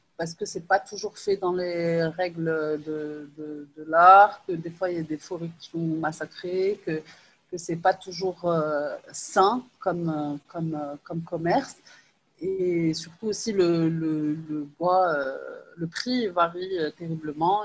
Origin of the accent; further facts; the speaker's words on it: Rabat, Rabat-Salé-Kénitra, Morocco; also born or lived in Lyon, France; je suis née à Lyon, euh, et j'ai, j'ai, euh, j'ai fait la majorité de mes études, en fait, à, à Rabat